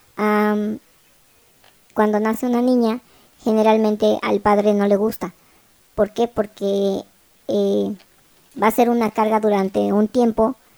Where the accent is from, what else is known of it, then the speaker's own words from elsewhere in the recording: Mexico; somos mexicanos todos